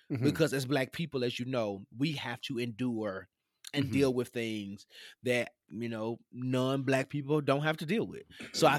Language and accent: English; Tennessee, United States; I grew up in the South, what people mm-hmm. would call the mid-South, because Tennessee mm-hmm. is above your